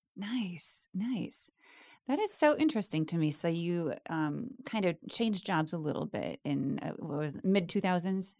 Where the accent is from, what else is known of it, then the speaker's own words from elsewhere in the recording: Wisconsin, United States; growing up in Wisconsin